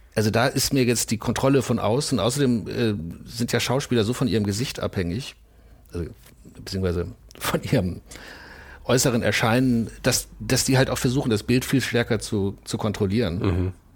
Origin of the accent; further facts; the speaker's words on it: Bielefeld, North Rhine-Westphalia, Germany; moved away; also born or lived in Essen / New York; ich komme aus Bielefeld